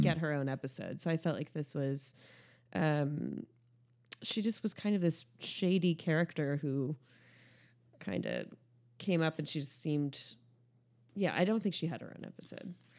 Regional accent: United States; speaking as an American

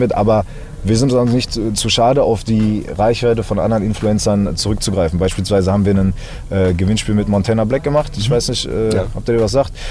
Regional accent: Berlin, Germany; now in Dortmund, Germany; Ich bin in Berlin geboren

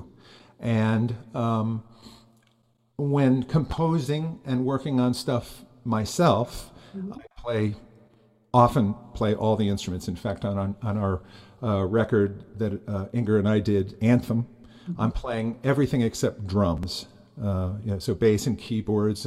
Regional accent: Hartford, Connecticut, United States; I'm from, you know, Connecticut, Hartford area.

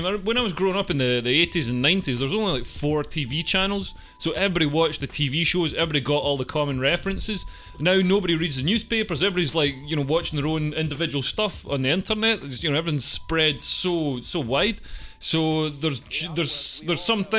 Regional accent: Scotland, United Kingdom; I'm from Scotland.

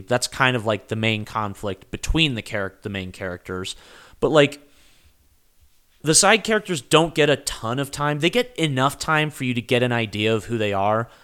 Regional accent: United States; we're Americans

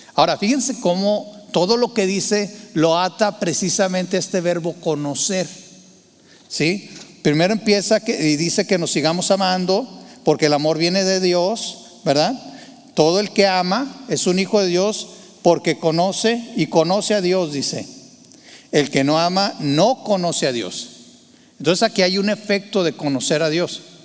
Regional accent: Torreón, Coahuila, Mexico; Yo, yo nací en Torreón, Coahuila, Tierra Santa y Divina

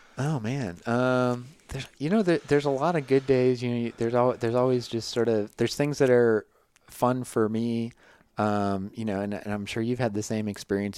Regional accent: Midwest, United States; moved away as an adult; I'm from the Midwest

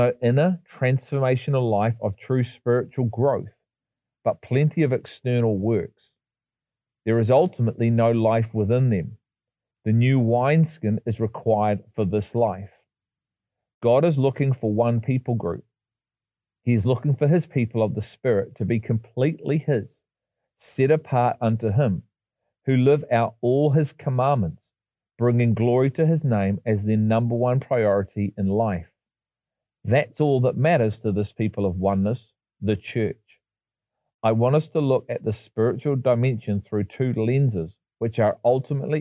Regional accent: England, United Kingdom; I was born in England, not Israel.

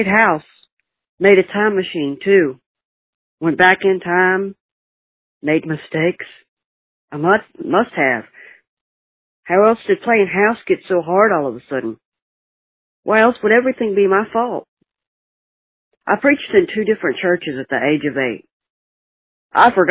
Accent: Alabama, United States; now in Dallas, United States; I'm calling from Dallas, Texas, originally born in Alabama

